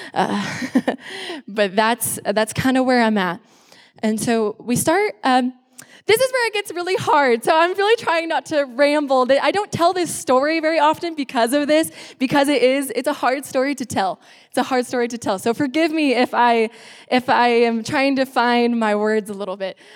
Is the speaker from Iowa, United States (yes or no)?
yes; Lynnville-Sully, Iowa, United States; moved away as an adult; now in Texas, United States; I grew up in Iowa. I was born and raised there.